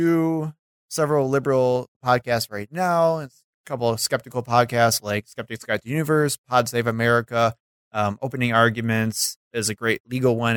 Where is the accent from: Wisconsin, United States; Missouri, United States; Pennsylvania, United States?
Wisconsin, United States; Milwaukee; I'm born and raised in the Milwaukee area for my entire life